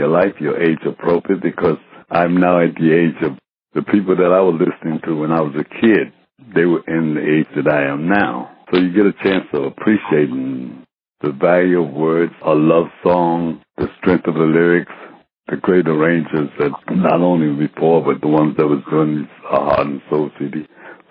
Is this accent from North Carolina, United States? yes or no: yes; Henderson, North Carolina, United States; I was born in Houston, North Carolina. We went to church at least almost every other day.